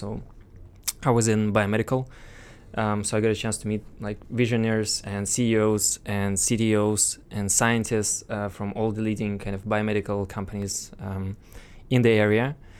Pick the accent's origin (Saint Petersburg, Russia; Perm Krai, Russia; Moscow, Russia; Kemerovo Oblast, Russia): Moscow, Russia; and well, I'm Russian originally. I was born in Moscow, so graduated from this.